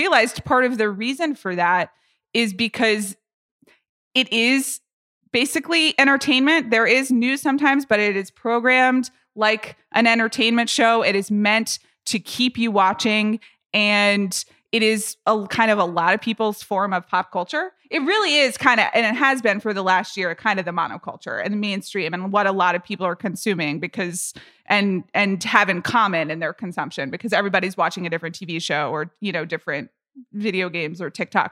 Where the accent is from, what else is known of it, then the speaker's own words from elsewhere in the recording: Atlanta, Georgia, United States; I grew up in Atlanta, Georgia